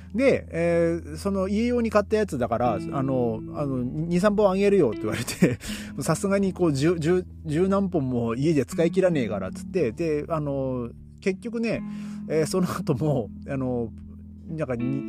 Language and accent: Japanese; Aomori, Japan; now in Berlin, Germany; 僕の地元のですね青森県